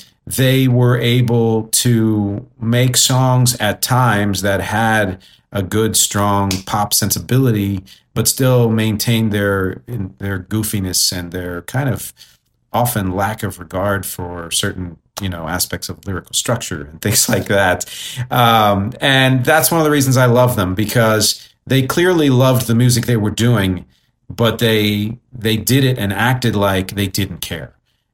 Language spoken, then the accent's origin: English; New Jersey, United States; also born or lived in Philadelphia; and I grew up mostly in South Jersey, although I was born, you know, in Philadelphia and had and still have relatives there